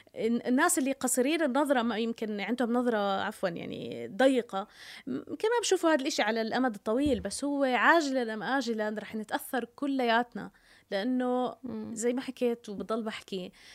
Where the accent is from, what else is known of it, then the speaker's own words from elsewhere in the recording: Jordan; انا مواطنه اردنيه